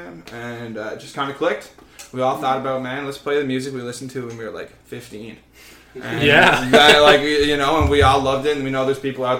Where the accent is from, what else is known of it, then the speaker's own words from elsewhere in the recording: Newfoundland and Labrador, Canada; moved away; I'm from the East Coast. I'm from the Rock. I'm grown up on spooky stuff.